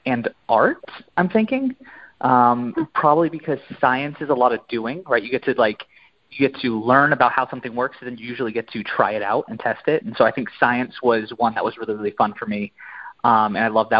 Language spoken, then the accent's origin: English; Maine, United States; I'm from the Northeast, so I'm from Maine. And so we have a ton of mountains up there.